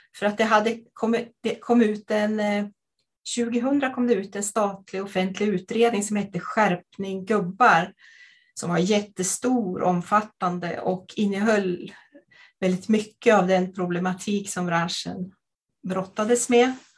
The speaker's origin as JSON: {"language": "Swedish", "region": "Jämtland", "country": "Sweden", "said": "jag kommer från eh, Jämtland"}